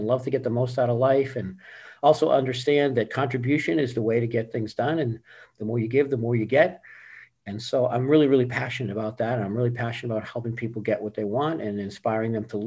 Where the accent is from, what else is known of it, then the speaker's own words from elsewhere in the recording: Boston, Massachusetts, United States; also born or lived in California; now in Tampa, United States; Born and raised in Boston and lived in California for about 15 years